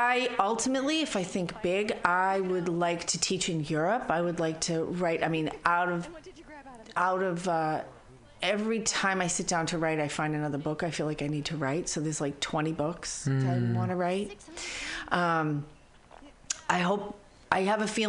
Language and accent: English; Boston, Massachusetts, United States; now in San Francisco Bay Area, United States; I'm from Boston